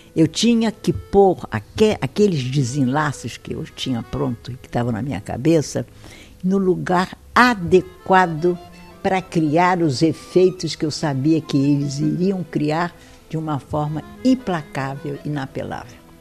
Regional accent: Brazil; sou brasileiro

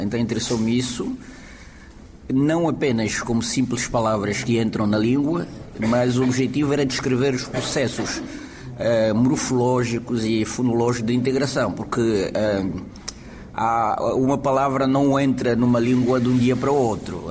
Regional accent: Angola; now in Portugal; nós dizemos o alembamento

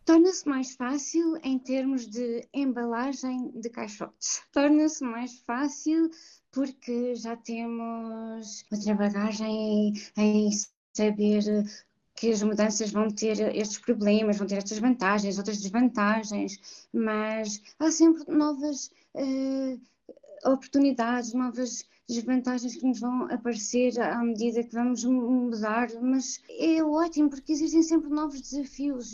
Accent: Portugal; moved away as an adult; also born or lived in Mozambique; Eu nasci fora de Portugal, eu esqueci de mencionar isso no início, mas eu também não me lembro, porque eu cheguei com 3 anos a Portugal, eu uhum. nasci em Moçambique.

